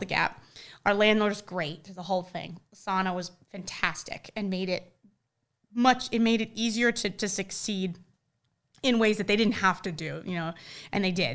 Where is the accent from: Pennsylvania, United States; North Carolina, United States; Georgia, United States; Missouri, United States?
North Carolina, United States; Charlotte; growing up in Charlotte and having our foothold in Charlotte